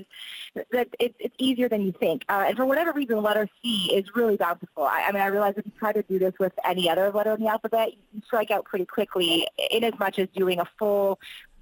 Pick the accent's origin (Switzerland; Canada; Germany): Canada; I am Canadian